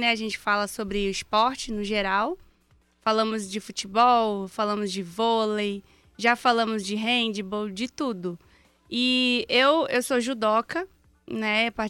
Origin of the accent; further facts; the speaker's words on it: Diadema, São Paulo, Brazil; eu sou de Diadema